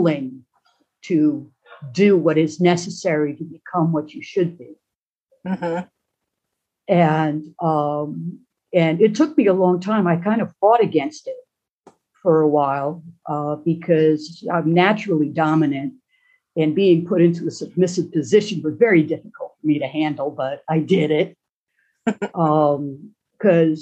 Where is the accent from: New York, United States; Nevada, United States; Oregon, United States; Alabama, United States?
New York, United States; Long Island; I grew up on Long Island in New York City